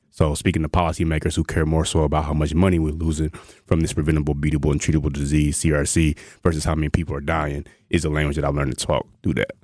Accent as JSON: {"language": "English", "region": "rural North Carolina", "country": "United States", "also_born_or_lived": "Georgia / Texas", "moved": "as an adult", "lives_now": "Wisconsin, United States", "said": "I'm originally from North Carolina, rural North Carolina, like chicken houses"}